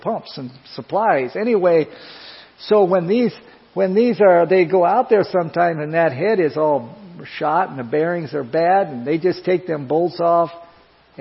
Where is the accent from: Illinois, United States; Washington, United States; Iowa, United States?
Iowa, United States; moved away as an adult; I come from Iowa